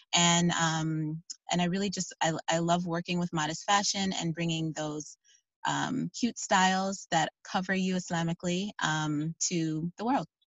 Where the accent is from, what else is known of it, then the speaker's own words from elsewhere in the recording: Chicago, Illinois, United States; moved away as an adult; now in Virginia, United States; I am originally from Chicago, actually.